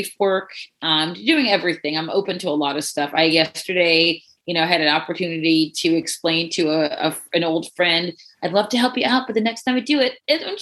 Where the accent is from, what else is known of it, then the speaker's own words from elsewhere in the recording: Baltimore, Maryland, United States; moved away as an adult; also born or lived in Miami, Florida / West Palm Beach, Florida / York, Pennsylvania; I am from Baltimore, Maryland, where I now again live.